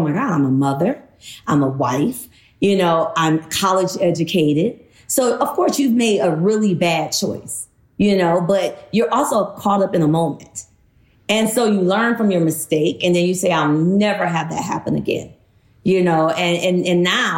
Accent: Detroit, Michigan, United States; moved away as an adult; also born or lived in the South; I moved from Detroit fresh off the block into the South.

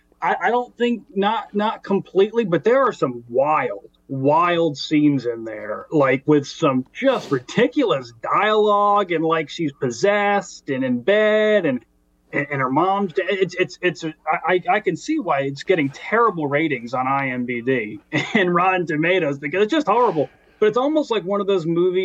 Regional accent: the South, United States; where I grew up in the South

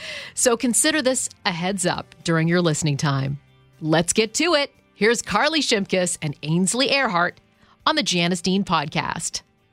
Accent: Ottawa, Ontario, Canada; moved away; she grew up in Ottawa where I grew up.

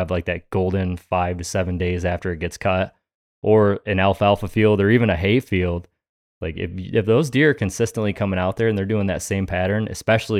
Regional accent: New York, United States; moved away; growing up in New York, like growing up in a high pressured state

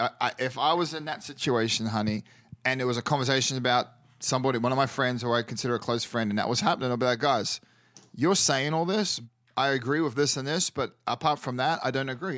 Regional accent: New Zealand; first language English; moved away

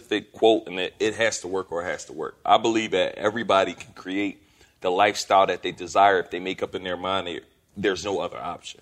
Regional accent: Philadelphia, Pennsylvania, United States; I'm from Philly

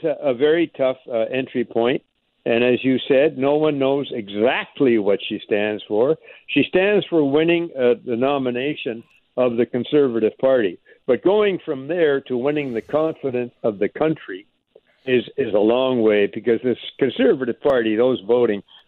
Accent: Montreal, Quebec, Canada; I'm also from Montreal

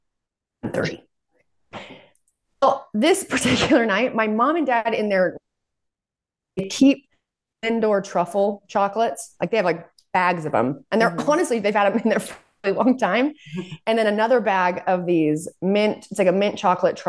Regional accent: Salt Lake City, Utah, United States; I'm from Salt Lake

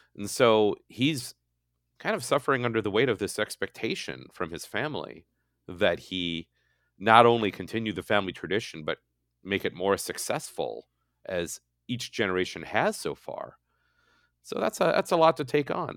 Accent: Hastings, Minnesota, United States; moved away as an adult; now in California, United States; my hometown of Hastings

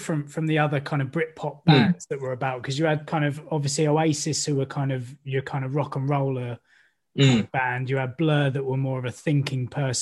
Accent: Maidstone Medway area of Kent, South East England, United Kingdom; accent: estuary; we're from the Maidstone Medway area of Kent, we both get a bit estuary with our accents

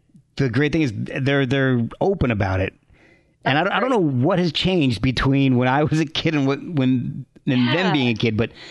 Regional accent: Branchburg, New Jersey, United States; moved away as an adult; also born or lived in Scotch Plains, New Jersey / Rochester; I lived in Branchburg from fourth grade through when I went to Rochester for college

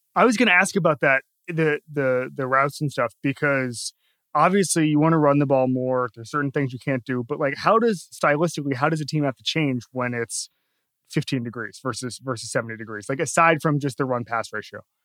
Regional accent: Florida, United States; I'm from Florida

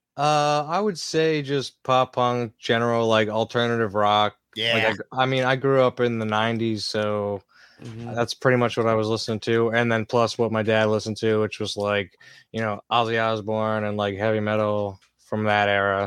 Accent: Lancaster, Pennsylvania, United States; Lancaster, Pennsylvania

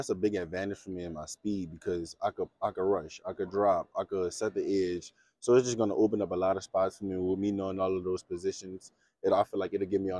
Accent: Louisiana, United States; I'm from Louisiana.

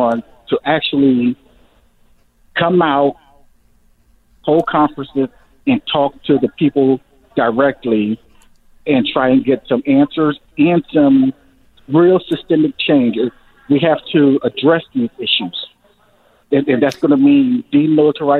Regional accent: United States; I'm an American

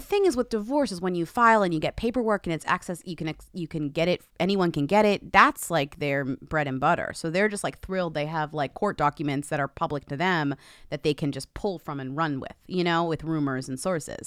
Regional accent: Newton, Massachusetts, United States; he is from my hometown

